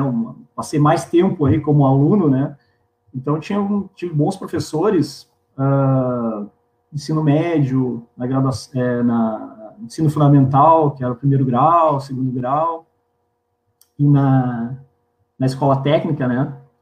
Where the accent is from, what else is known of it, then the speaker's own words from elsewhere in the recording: Pelotas, Rio Grande do Sul, Brazil; eu sou nascido em Pelotas, pelotense